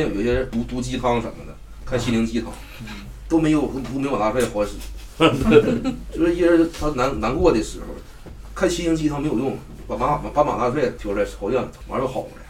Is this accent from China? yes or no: yes; Dandong, Liaoning, China; 我家是丹东的，就是丹东的一个叫液化气公司。